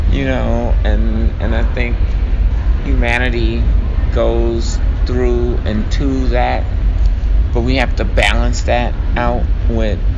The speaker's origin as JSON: {"language": "English", "town": "Chicago", "region": "Illinois", "country": "United States", "tie": "born or raised there", "lives_now": "Minneapolis, United States", "said": "born and raised in Chicago, though I do want to, you know, that's my hometown."}